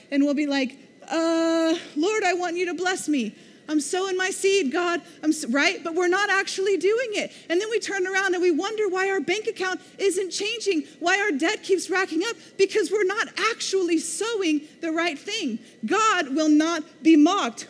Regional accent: Missouri, United States; now in Oklahoma, United States; I grew up in Missouri. We don't have red dirt.

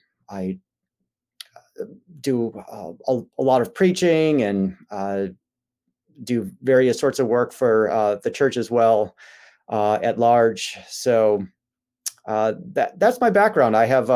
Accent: Chicago, Illinois, United States; I was raised in the Chicago suburbs and raised in the Christian Reformed Church, which is a historically Dutch Reformed church.

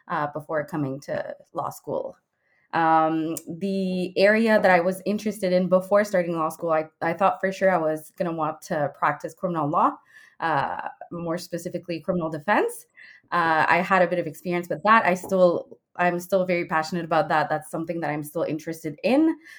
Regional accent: Quebec, Canada; moved away as an adult; also born or lived in Ottawa; I'm from Quebec, so I did Cégep.

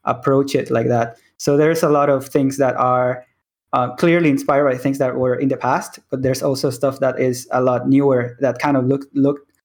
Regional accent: Venezuela; now in Mexico; I am in Mexico. I am Mexican, but I was born in Venezuela. So I grew up in, when I was young, I was in Venezuela.

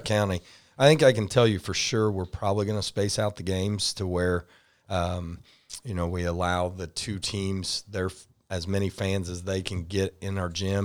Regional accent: Rushville, Indiana, United States; moved away as an adult; also born or lived in Shelbyville, Indiana; Rushville is in it again, my, my hometown

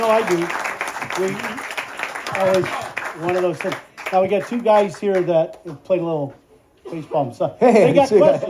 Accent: Chicago, Illinois, United States; born or raised there; also born or lived in Minnesota

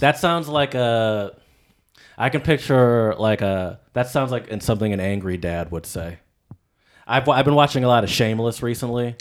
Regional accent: Michigan, United States; I'm from Michigan

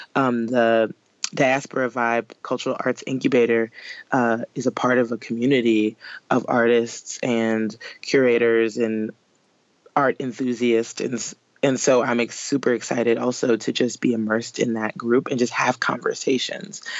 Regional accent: New Orleans, Louisiana, United States; New Orleans, uh, where I'm from

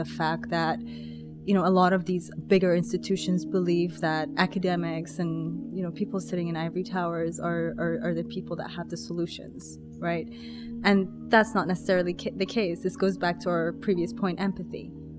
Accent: United Kingdom; also born or lived in Iran; we moved to the UK at the age of 9

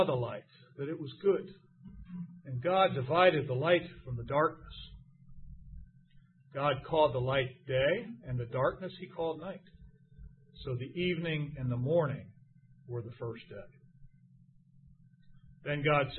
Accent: United States; I am an American Christian

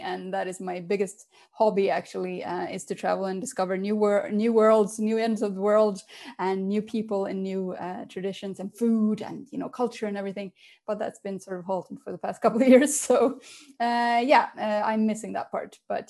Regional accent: Finland; English is a second language; also born or lived in Sweden / London / Berlin; now in Switzerland; I was born in Sweden. I am half Swedish, half Finnish. So then after a while, we moved to Finland. And then I moved to Switzerland when my father got a job here.

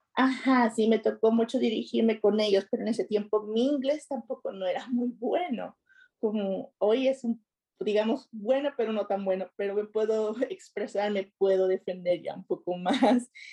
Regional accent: Nuevo Laredo, Tamaulipas, Mexico; moved away as an adult; also born or lived in Woodside, Queens, New York; now in New York, United States; yo tengo aquí viviendo en los Estados Unidos aproximadamente 15 años Ah, soy de Nuevo Laredo, Tamaulipas, México

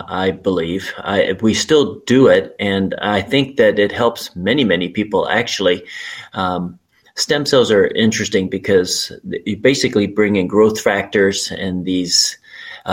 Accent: Urbandale, Iowa, United States; also born or lived in Charlotte, North Carolina; I grew up in Urbandale, Iowa, which is a suburb of Des Moines.

